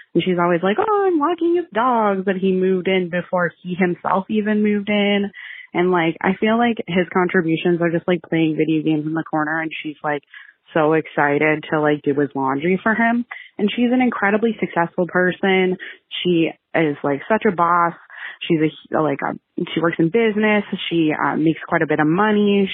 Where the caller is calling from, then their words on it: Canada; I'm calling you from Canada.